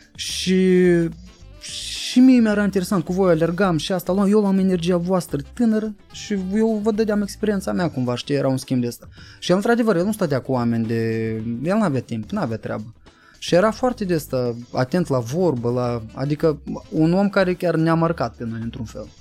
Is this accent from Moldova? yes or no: yes; Chișinău, Moldova; eram toți de la Ciocana